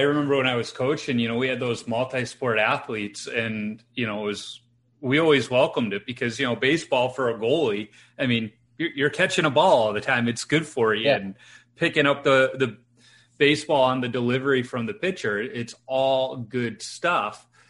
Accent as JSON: {"language": "English", "town": "Chicago", "region": "Illinois", "country": "United States", "tie": "born or raised there", "said": "growing up in Chicago and being a Hawks fan"}